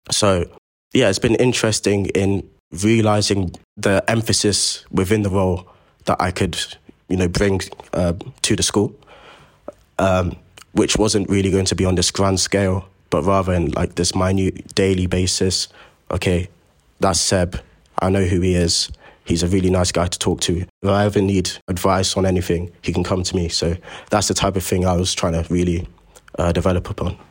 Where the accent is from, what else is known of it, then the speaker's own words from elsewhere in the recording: Croydon, London, United Kingdom; I'm from Croydon myself